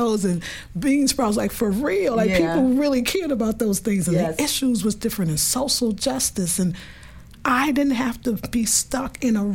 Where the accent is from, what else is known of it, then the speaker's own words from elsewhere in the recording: New York City, New York, United States; accent: New York; moved away as an adult; also born or lived in California; I'm from Brooklyn, New York, born and raised